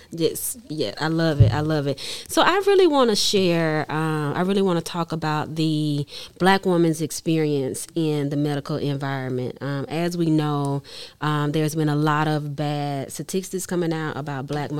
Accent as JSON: {"language": "English", "town": "Mobile", "region": "Alabama", "country": "United States", "said": "we're both from Mobile, Alabama."}